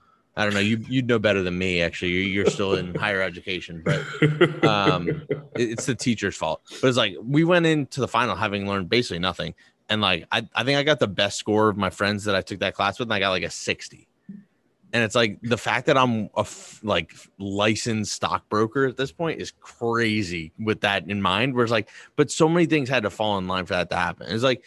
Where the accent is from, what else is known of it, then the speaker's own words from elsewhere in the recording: Boston, Massachusetts, United States; I grew up in Boston.